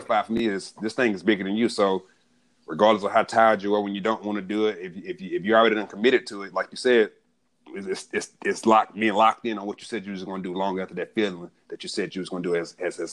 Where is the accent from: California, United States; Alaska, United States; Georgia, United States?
Georgia, United States; Atlanta; growing up in Southwest Atlanta, we moved around a lot